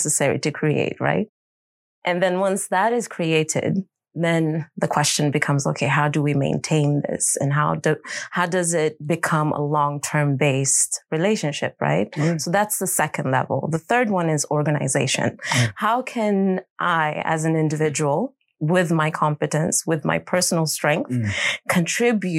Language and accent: English; Stockholm, Stockholm County, Sweden; I'm born and raised in Stockholm